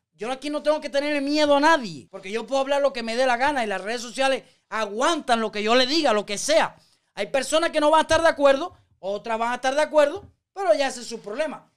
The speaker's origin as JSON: {"language": "Spanish", "country": "Cuba", "moved": "yes", "lives_now": "United States", "said": "en este país yo soy un cubano libre"}